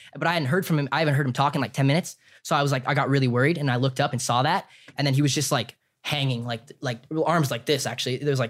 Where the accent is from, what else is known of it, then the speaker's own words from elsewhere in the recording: Temecula, California, United States; Temecula. I'm from Temecula.